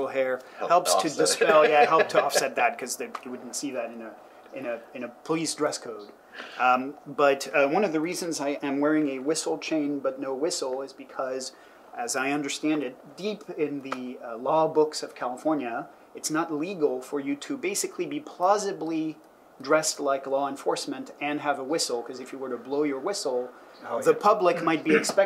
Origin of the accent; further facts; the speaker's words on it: France; now in United States; I was growing up in France at the time